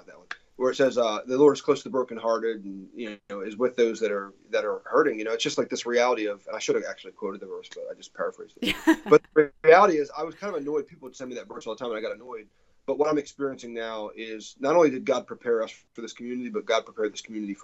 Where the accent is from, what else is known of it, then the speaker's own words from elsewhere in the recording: New Jersey, United States; moved away as an adult; also born or lived in Texas; now in Franklin, United States; I'm from New Jersey originally